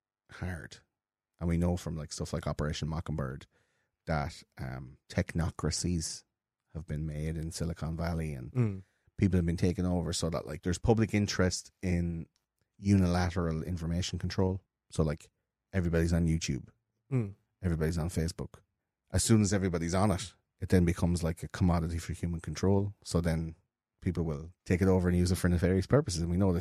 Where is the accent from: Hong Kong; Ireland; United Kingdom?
Ireland; Leinster; growing up in Offaly for you and in Wexford for me, like, that's a fucking...